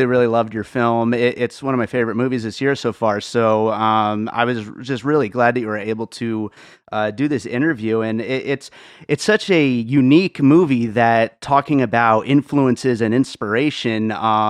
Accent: Pennsylvania, United States; also born or lived in Brooklyn, New York; I was born in Brooklyn and grew up in Pennsylvania

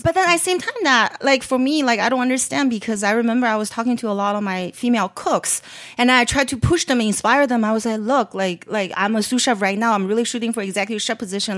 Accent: Beijing, China; moved away; also born or lived in San Francisco Bay Area; growing up in Beijing

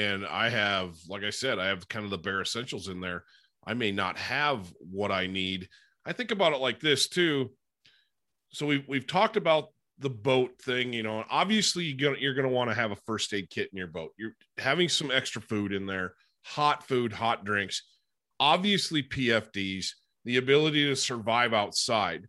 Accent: Upper Peninsula of Michigan, United States; I grew up in the Upper Peninsula of Michigan

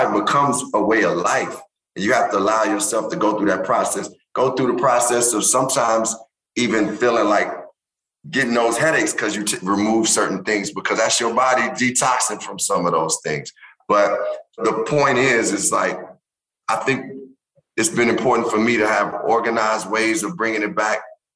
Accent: Chicago, Illinois, United States; where I grew up on the South Side

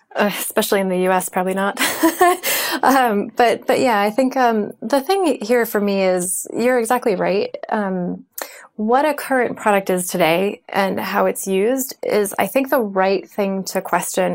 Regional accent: United States; I'm American

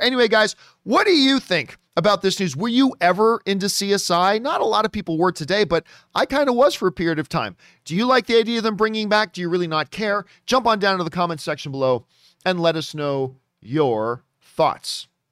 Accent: Canada; as a Canadian

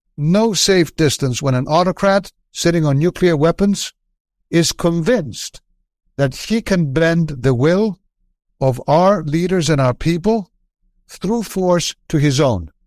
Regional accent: Athens, Attica, Greece; I was from Athens

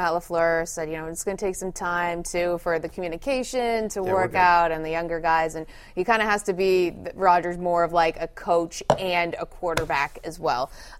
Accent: Toronto, Ontario, Canada; I'm from Toronto.

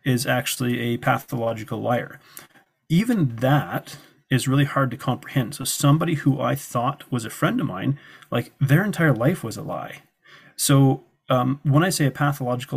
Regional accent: Canada; They didn't know I was from Canada

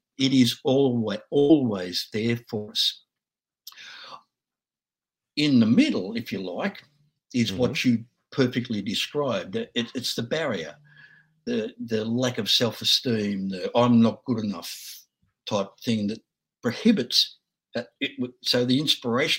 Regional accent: Australia; I'm just an Aussie dude

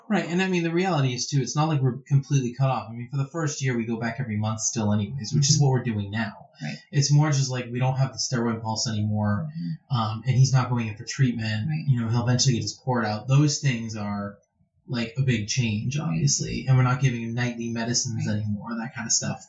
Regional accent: United States; as Americans

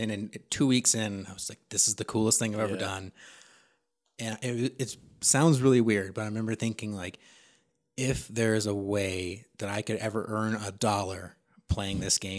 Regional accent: Sacramento, California, United States; So I'm from Sacramento, California. Lived there pretty much my whole life.

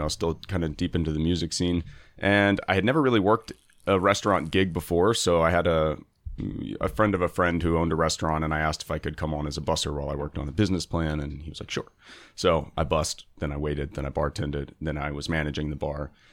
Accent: Houston, Texas, United States; moved away as an adult; now in Baltimore, United States; where I grew up in Houston

